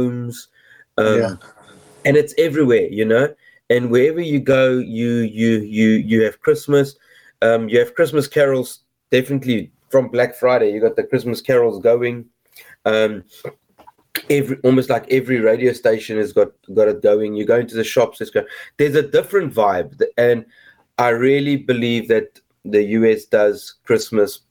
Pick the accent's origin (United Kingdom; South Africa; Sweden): South Africa; moved away as an adult; now in New Jersey, United States; growing up in South Africa